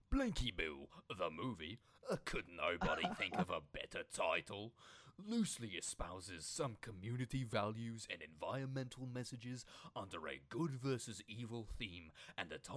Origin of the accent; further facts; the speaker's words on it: Australia; born there; also born or lived in several Australian states; Being Australian born myself and having lived in several Australian states, I found the meaningless phrases uttered in harsh accents very painful to my ears.